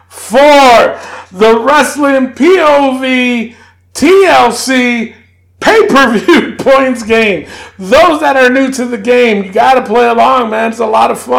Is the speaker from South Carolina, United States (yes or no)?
no; New York City, New York, United States; I'm from the Bronx